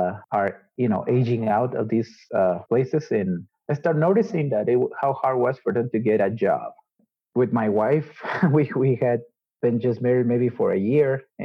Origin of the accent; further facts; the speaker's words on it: Guatemala; I was born and raised here in Guatemala